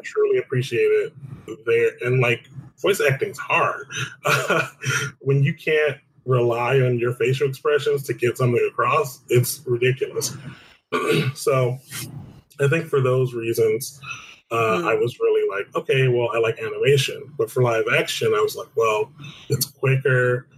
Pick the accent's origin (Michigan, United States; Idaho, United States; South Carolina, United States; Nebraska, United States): Michigan, United States; Detroit; moved away as an adult; now in Los Angeles, United States; I was born and raised in Detroit, Michigan